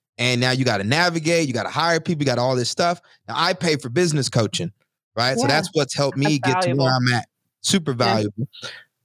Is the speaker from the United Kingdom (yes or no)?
no; College Station, Texas, United States; I'm from College Station, by the way.